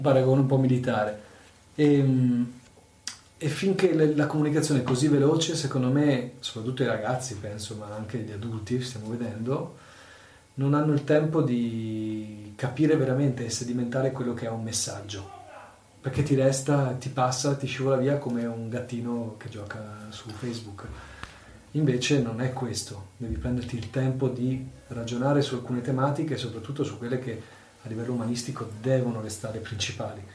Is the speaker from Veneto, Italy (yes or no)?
yes; Mogliano Veneto, Veneto, Italy; Io sono nato, cresciuto a Mogliano